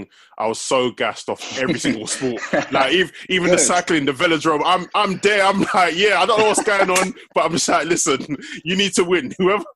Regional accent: Stratford, London, United Kingdom; I'm from Stratford, innit?

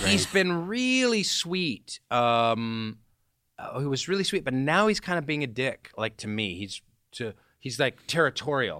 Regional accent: Seattle, Washington, United States; moved away as an adult; also born or lived in New York City; my parents are kinda hippie, Bohemian types in Seattle

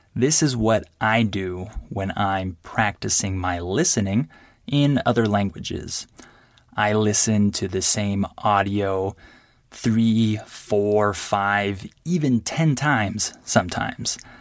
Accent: California, United States; first language English; I'm from California

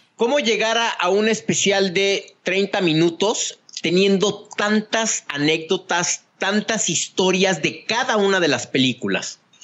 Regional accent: Mexico; como mexicano

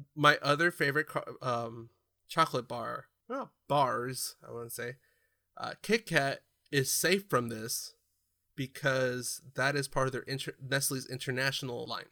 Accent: California, United States; growing up in California

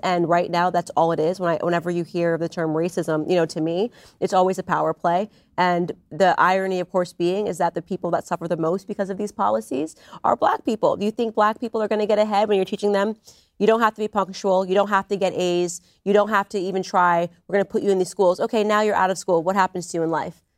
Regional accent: Stamford, Connecticut, United States; we're both from Stamford, Connecticut

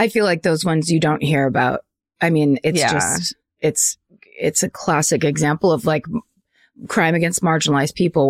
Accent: Bellingham, Washington, United States; I'm from Bellingham, Washington, and boy, do we have it all.

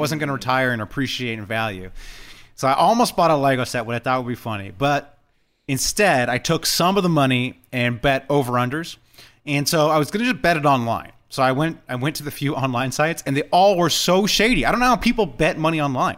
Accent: California, United States; I'm born and raised in Cali

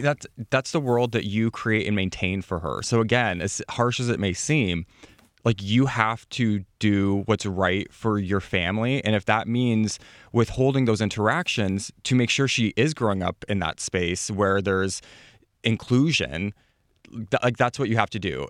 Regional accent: Midwest, United States; I come from the Midwest

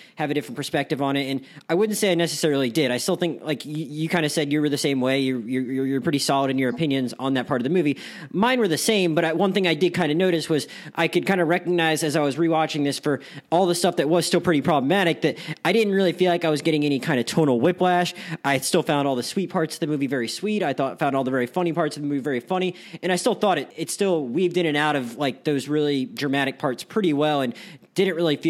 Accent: Philadelphia, Pennsylvania, United States; I'm from Philadelphia

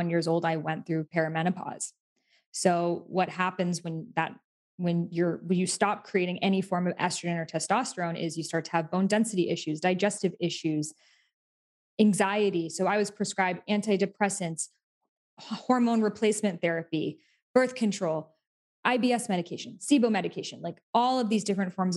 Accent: Massachusetts near Salem, United States; I grew up in Massachusetts near Salem

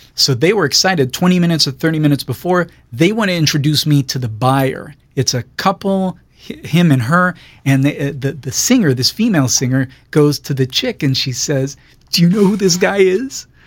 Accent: Jerusalem, Jerusalem District, Israel; moved away as an adult; now in Los Angeles, United States; born and raised in Israel, um, Jerusalem

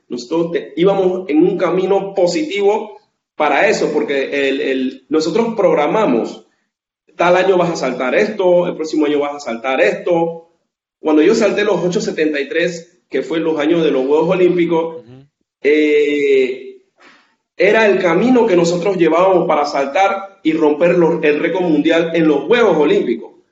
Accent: Colón, Panama; la ciudad de donde soy, de Colón

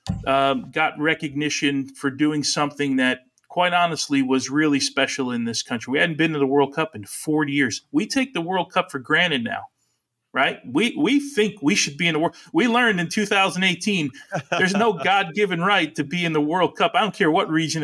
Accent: New Jersey, United States; first language Italian; English is a second language; I was a punk from New Jersey

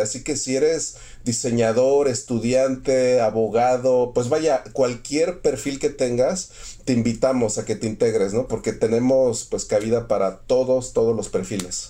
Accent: Mexico; yo soy mexicano 100%

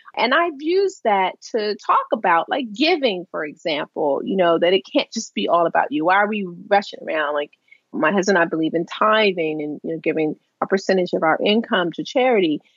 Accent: Baltimore, Maryland, United States; I worked for a paper in Baltimore, the Baltimore Evening Sun, my hometown paper

